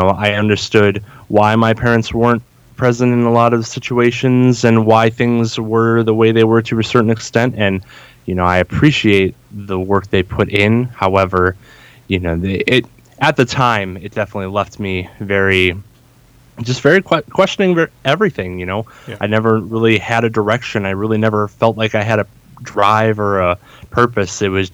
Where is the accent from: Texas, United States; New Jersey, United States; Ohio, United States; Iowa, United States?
Ohio, United States; Northeast; I grew up in Northeast Ohio. I still reside here to this day